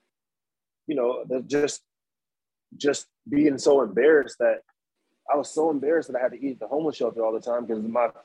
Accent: Waukegan, Illinois, United States; moved away as an adult; now in Chicago, United States; I'm from Waukegan

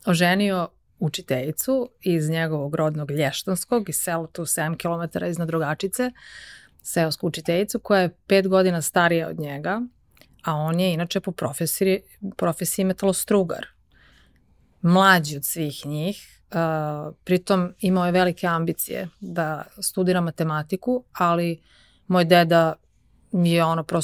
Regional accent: Rogačica, Zlatibor District, Serbia; also born or lived in Užice / United States; now in Belgrade, Serbia; ja sam rođena u Rogačici, odnosno rođena sam u Užicu, zato što u Rogačici ili u Bajnoj bašti ne postoji porodilište. Uh, A, odasla sam u Rogačici, to je jedno malo mesto na reci Drini kod Bajne bašte.

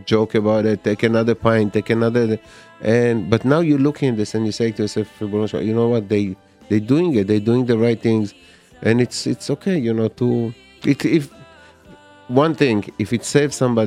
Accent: Israel; moved away; I grew up in Israel

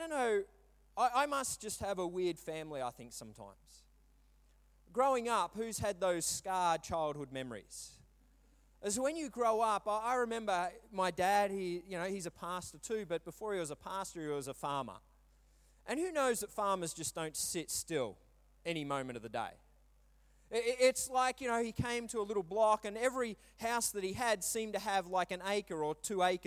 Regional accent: Brisbane, Queensland, Australia; also born or lived in Melbourne; I was moving from Melbourne to Brisbane again to find my feet

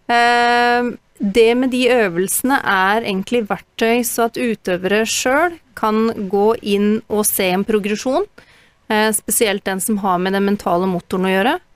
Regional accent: Northern Ireland, United Kingdom; now in Norway; jeg vokste opp i Nord-Irland

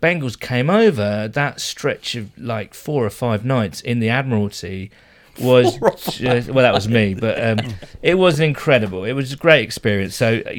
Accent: United Kingdom

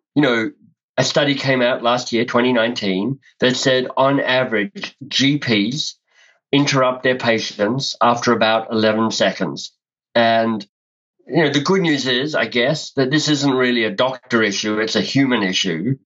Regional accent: Canberra, Australian Capital Territory, Australia; moved away as an adult; also born or lived in Melbourne, Australia; now in Canada; So I grew up in Australia, grew up in Canberra, went to high school in Canberra

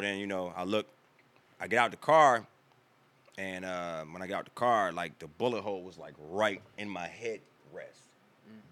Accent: Washington, District of Columbia, United States; moved away as an adult; also born or lived in Landover, Maryland; now in North Carolina, United States; born and raised in Maryland, raised in Washington

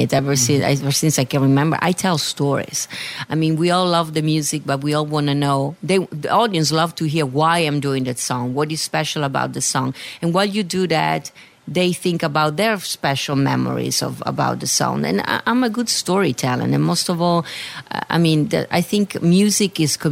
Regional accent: Venice, Veneto, Italy; accent: Italian; English is a second language; moved away as an adult; also born or lived in London / Amsterdam; now in New York City, United States; born and raised in Italy.

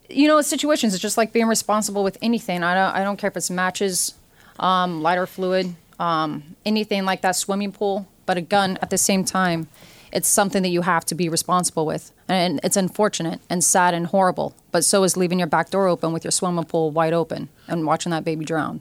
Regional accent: Oregon, United States; now in New York City, United States; I come from Oregon

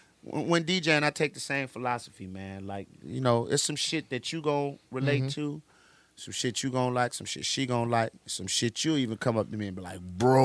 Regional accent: Chicago, Illinois, United States; born or raised there; also born or lived in DeKalb, Illinois

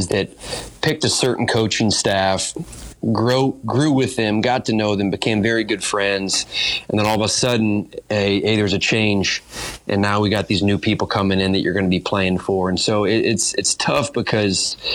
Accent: Fort Wayne, Indiana, United States; moved away; I'm from Fort Wayne, Indiana

